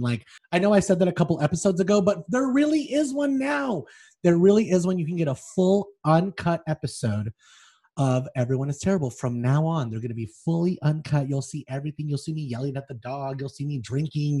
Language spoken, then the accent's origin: English; Las Vegas, Nevada, United States; I'm from Vegas